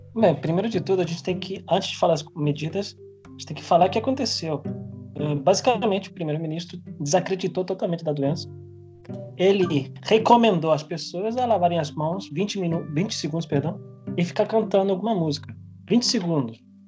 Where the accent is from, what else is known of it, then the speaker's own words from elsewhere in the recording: Spain; moved away; eu, como sou espanhol